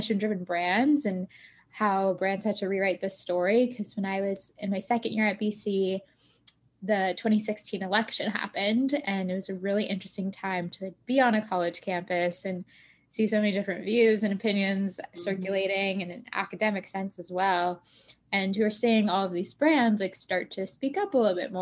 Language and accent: English; Tampa, Florida, United States; moved away as an adult; now in Boston, United States; I actually grew up in Tampa, Florida